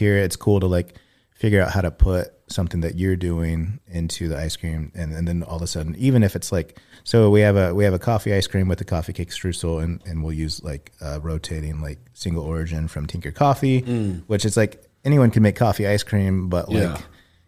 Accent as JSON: {"language": "English", "town": "Kokomo", "region": "Indiana", "country": "United States", "tie": "born or raised there", "lives_now": "Indianapolis, United States", "said": "my hometown, which is Kokomo, about an hour from here"}